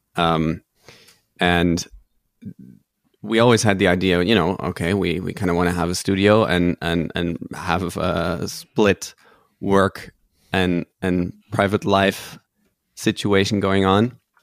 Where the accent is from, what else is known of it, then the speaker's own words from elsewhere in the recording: Netherlands; I'm originally Dutch, but also half German